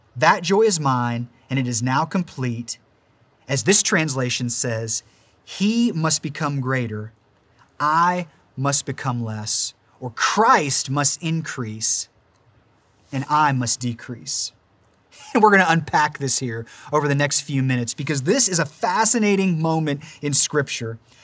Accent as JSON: {"language": "English", "town": "Warren", "region": "Ohio", "country": "United States", "also_born_or_lived": "Pittsburgh, Pennsylvania", "moved": "as an adult", "lives_now": "Mars, Pennsylvania, United States", "said": "we're actually originally from Warren, Ohio"}